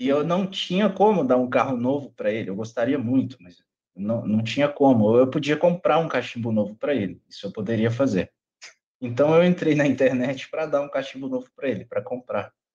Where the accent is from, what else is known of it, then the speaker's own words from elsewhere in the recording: Luziânia, Goiás, Brazil; now in Brasília, Brazil; sou natural de Lusiânia, Goiás, cidade aqui pertinho de Brasília Hoje eu moro aqui em Brasília